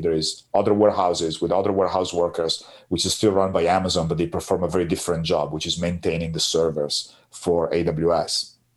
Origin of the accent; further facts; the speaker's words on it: Piacenza, Emilia-Romagna, Italy; my hometown in Piacenza